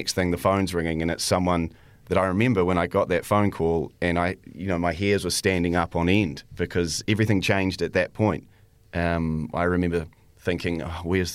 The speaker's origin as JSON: {"language": "English", "country": "New Zealand", "tie": "born or raised there", "also_born_or_lived": "Canada", "said": "I was born in Canada, and but I've lived in New Zealand most of my life"}